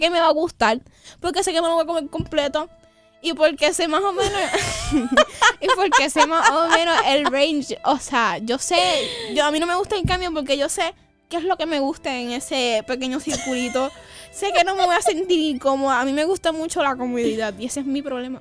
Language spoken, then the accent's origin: Spanish; Puerto Rico; yo soy boricua, yo la, la X la hago en J.